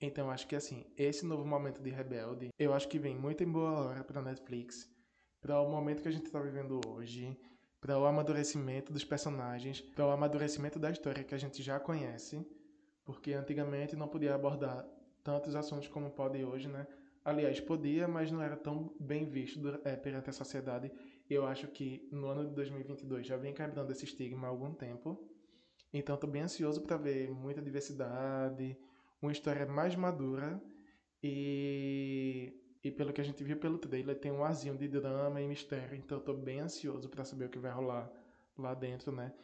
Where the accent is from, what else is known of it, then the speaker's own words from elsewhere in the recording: Northeast Region, Brazil; sou nordestino sim, com muito orgulho